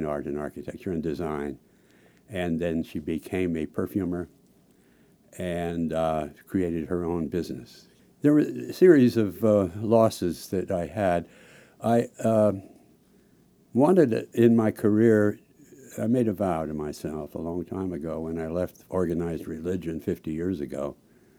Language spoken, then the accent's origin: English; Salt Lake City, Utah, United States; moved away as an adult; also born or lived in Washington, D.C.; I grew up out in Salt Lake City, and I came east to study